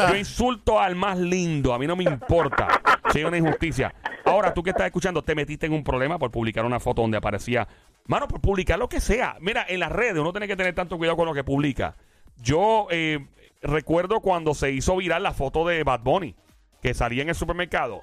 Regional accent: Puerto Rico; Somos los puertorriqueños

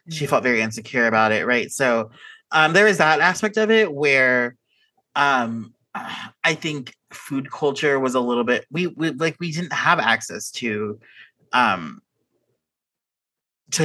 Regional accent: Houston, Texas, United States; moved away as an adult; now in California, United States; I grew up in the Houston suburbs

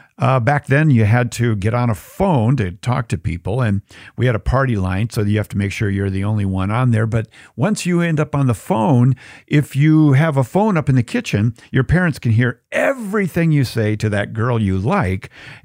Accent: Bloomington, Minnesota, United States; Well, when I was growing up in Bloomington, Minnesota, in the burbs, I was really big into creating secret places.

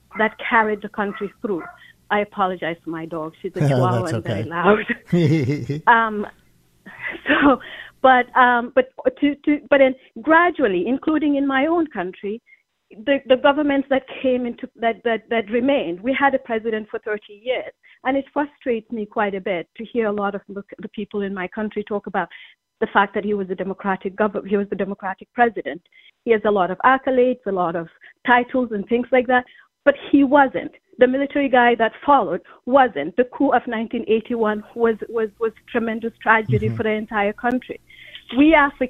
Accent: Gambia; moved away as an adult; now in Fairfield, United States; I am originally from Gambia. I've lived here for almost 30 years.

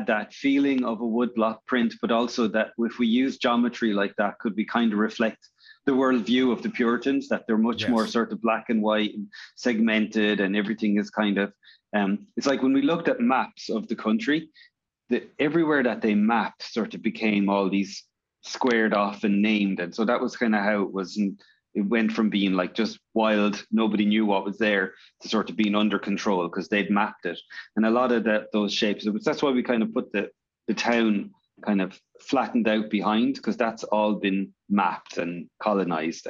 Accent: Ireland; also born or lived in Northern Ireland; I'm from Northern Ireland originally and grew up in Ireland

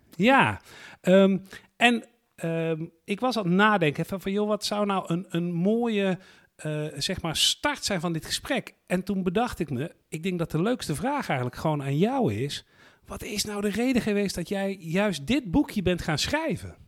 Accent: Netherlands; wij als Nederlanders

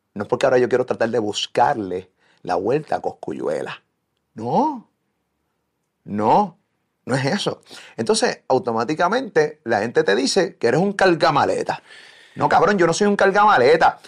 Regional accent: Puerto Rico; aquí en mi país

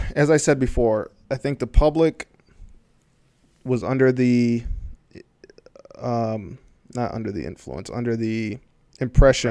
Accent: Michigan, United States; I grew up close to the organization 'cause I'm from Michigan

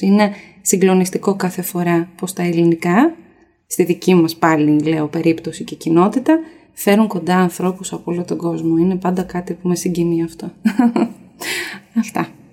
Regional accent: Greece; Γιατί είμαι από την Ελλάδα, έχω δύο γονείς από την Ελλάδα

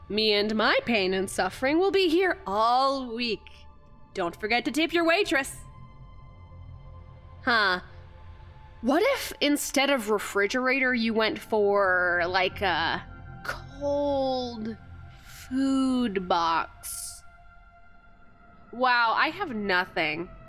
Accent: Kamloops, British Columbia, Canada; I'm from Kamloops, so probably a lot fewer mountains than you're picturing, actually.

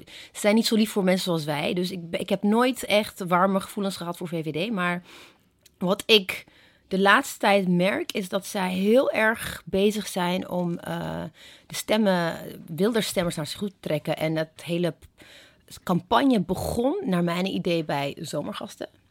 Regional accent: Ethiopia; now in Netherlands; ik ben in Ethiopië opgegroeid

